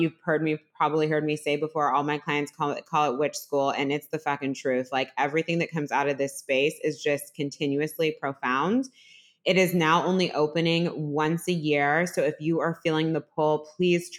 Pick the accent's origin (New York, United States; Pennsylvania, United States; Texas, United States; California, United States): California, United States; Piedmont; moved away as an adult; also born or lived in Los Angeles; We grew up together in Piedmont, California